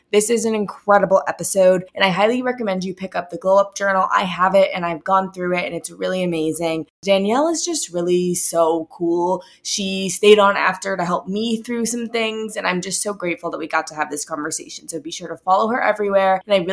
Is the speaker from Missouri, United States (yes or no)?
yes; St. Louis, Missouri, United States; I'm from St. Louis